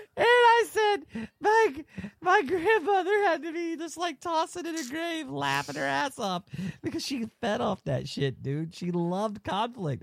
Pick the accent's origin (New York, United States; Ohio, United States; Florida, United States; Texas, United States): Florida, United States; we're from Florida